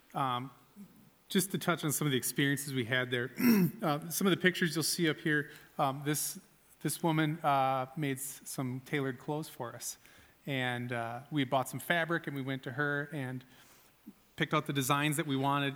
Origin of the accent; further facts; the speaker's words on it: United States; as an American